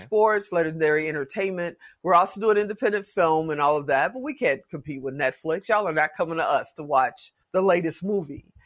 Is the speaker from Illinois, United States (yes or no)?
yes; Chicago, Illinois, United States; now in Las Vegas, United States; I'm from Chicago